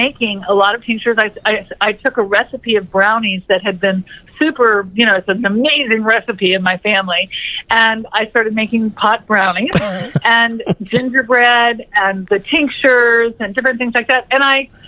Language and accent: English; Florida Keys, United States; I grew up in the Florida Keys, and I was on the ocean a lot